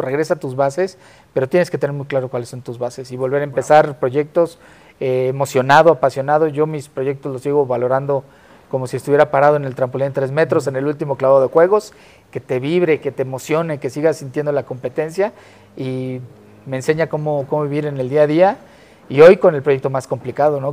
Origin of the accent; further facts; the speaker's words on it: Tlalnepantla, State of Mexico, Mexico; yo soy de Tlanepantla, está pegadito a Naucalpan